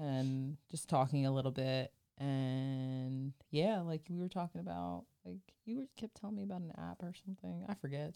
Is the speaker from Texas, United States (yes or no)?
no; New Jersey, United States; I'm from South Jersey